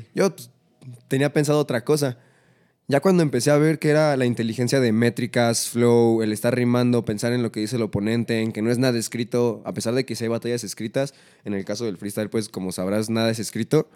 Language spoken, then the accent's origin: Spanish; Coacalco, State of Mexico, Mexico; Soy un trapero de Coacalco